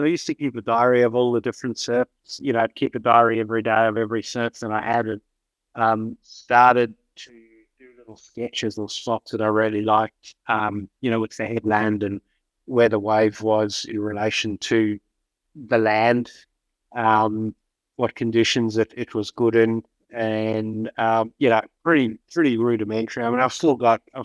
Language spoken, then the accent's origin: English; Perth, Western Australia, Australia; moved away as an adult; now in Margaret River, Australia; I'm from Perth, being there in a little town called Mother River for a lot of my adult life